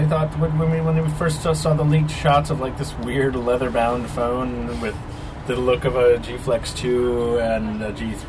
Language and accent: English; Long Island, New York, United States; now in Boston, United States; I'm from Long Island.